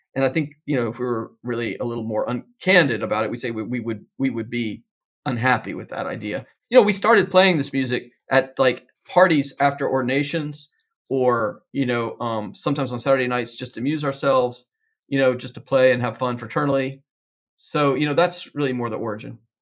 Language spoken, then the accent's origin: English; Georgia, United States; I grew up in Georgia in the nineteen seventies.